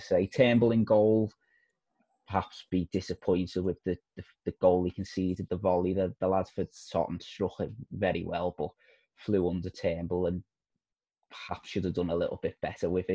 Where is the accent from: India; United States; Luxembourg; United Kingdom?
United Kingdom; Liverpool, North West England; I'm from Liverpool